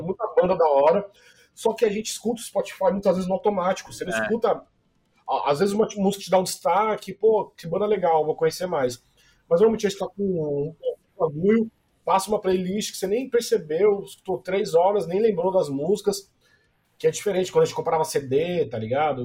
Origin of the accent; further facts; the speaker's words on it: São Paulo, Brazil; eu sou do Jabaquara